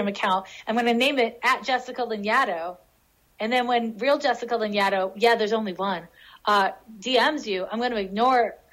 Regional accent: Montreal, Quebec, Canada; moved away; in Montreal. This is my hometown. Montreal's my hometown.

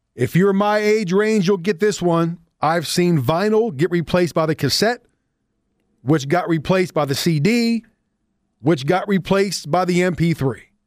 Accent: Pittsburgh, Pennsylvania, United States; born or raised there

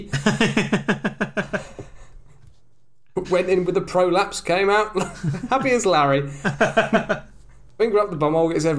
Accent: England, United Kingdom; I'm British

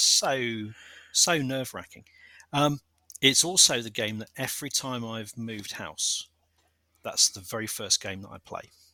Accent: London, United Kingdom; I was born a stone's throw away from Selhurst Park

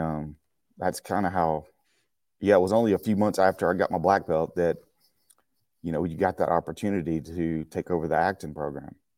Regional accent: Marshall, Texas, United States; moved away as an adult; now in Acton, United States; from Marshall, Texas. That's my hometown

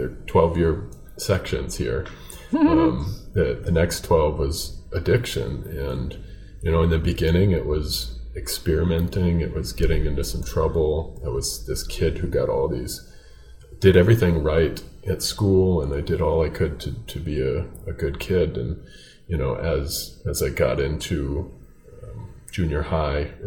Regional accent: Minnesota, United States; also born or lived in Hopkins, Minnesota; I live in a suburb of the Twin Cities, a little town of Hopkins, Minnesota. So about 10 minutes west, in a town of about 20,000, which is not too far from the way I grew up.

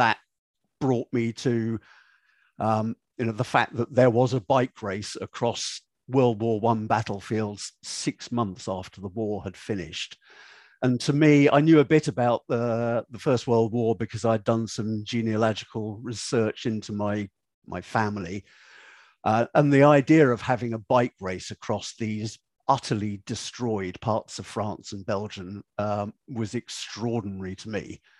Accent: United Kingdom; being British

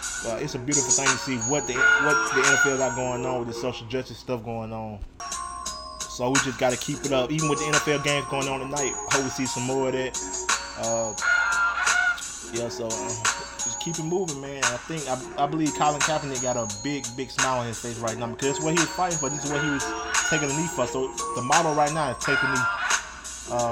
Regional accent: Alabama, United States; Alabama, of course, again, in my home state

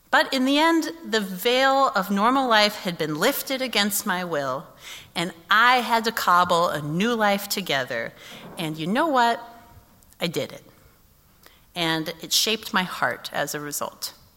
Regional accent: Kansas City, United States; moved away as an adult; I had not lived in Kansas City since I was 18

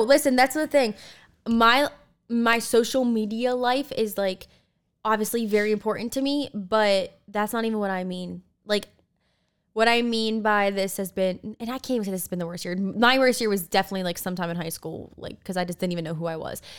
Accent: Delaware, United States; moved away; We grew up together in Delaware

